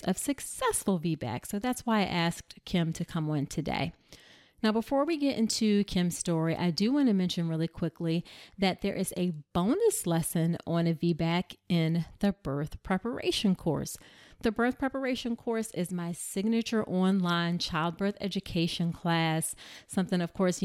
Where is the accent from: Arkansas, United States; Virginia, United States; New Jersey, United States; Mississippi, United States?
Virginia, United States; Hampton; born or raised there